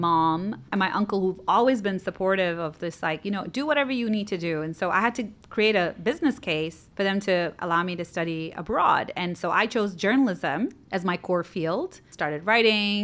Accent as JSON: {"language": "English", "region": "Dubai", "country": "United Arab Emirates", "tie": "born or raised there", "also_born_or_lived": "United States", "said": "Born and raised, I was born in Rashid Hospital a couple of decades ago. I went to school here."}